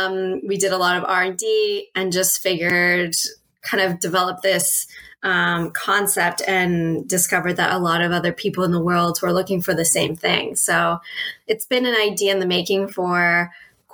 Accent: Toronto, Ontario, Canada; also born or lived in United Kingdom; I'm from Toronto, Canada, and curbside composting was just the norm

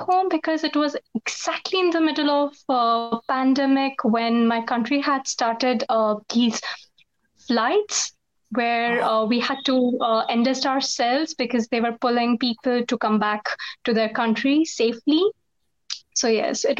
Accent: India; also born or lived in United States; I'm back to my country after pursuing my master's from the States

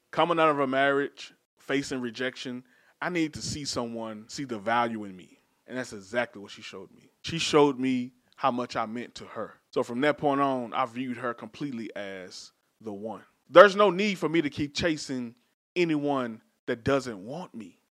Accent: Dallas, Texas, United States; I'm from Dallas, so our hoods are South Dallas, Oak Cliff, Pleasant Grove, where I'm from.

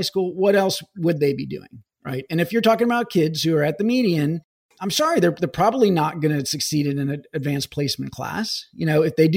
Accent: Missouri, United States; my home state of Missouri

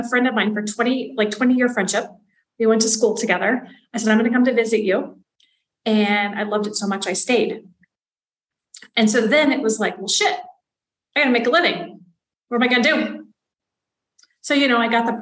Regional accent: Western Kansas, United States; moved away as an adult; also born or lived in Spain / Africa / Europe / Southeast Asia; now in Oaxaca, Mexico; I am originally from Western Kansas, and I grew up in a place that I never liked

